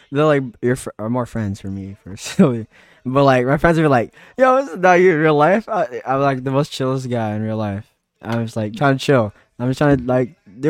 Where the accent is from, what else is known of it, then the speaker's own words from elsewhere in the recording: California, United States; I'm from California. It's quite sunny here.